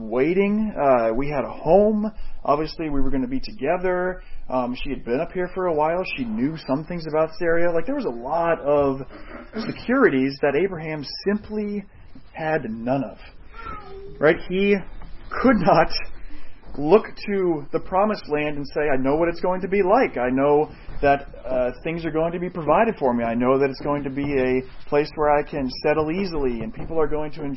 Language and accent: English; Woodstock, United States; also born or lived in Southbridge; I was born here in Southbridge, and when I was a month old, we moved to Woodstock, and 33 years later, that's where I am